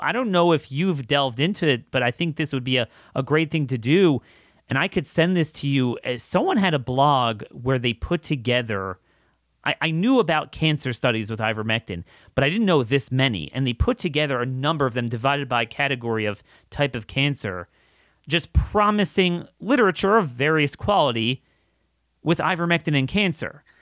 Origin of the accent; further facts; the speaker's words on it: United States; I'm an American.